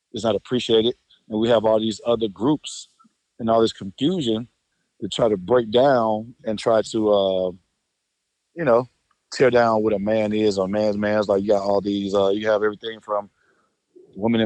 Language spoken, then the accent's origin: English; Atlanta, Georgia, United States